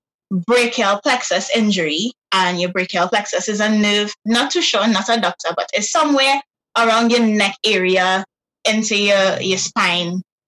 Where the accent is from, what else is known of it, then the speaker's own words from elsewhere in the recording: Trinidad, Trinidad & Tobago; I'm from Trinidad and Tobago, Trinidad specifically.